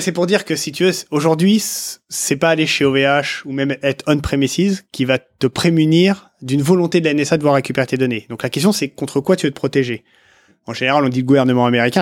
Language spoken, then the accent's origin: French; France; je dis français parce qu'on est français